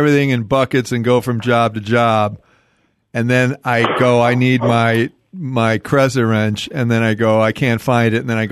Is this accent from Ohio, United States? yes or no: no; Chicago, Illinois, United States; a house I grew up in Chicago